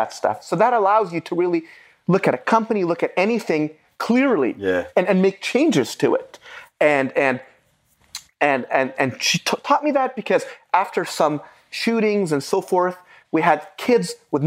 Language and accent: English; Beirut, Beirut Governorate, Lebanon; first language Arabic; English is a second language; now in United States; I was born in 1974 in Beirut, Lebanon